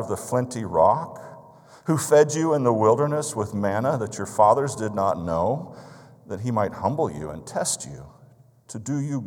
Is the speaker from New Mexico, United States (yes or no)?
yes; Albuquerque, New Mexico, United States; now in South Dakota, United States; I grew up in Albuquerque, New Mexico.